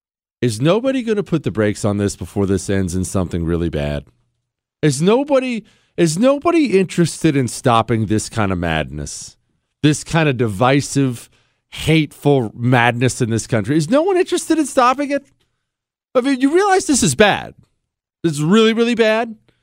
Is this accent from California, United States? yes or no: no; Ohio, United States; also born or lived in Montana; As you know, I'm from Ohio and Montana. So I lived most of my life in the country, but I've lived in plenty of big cities and been in plenty of big cities.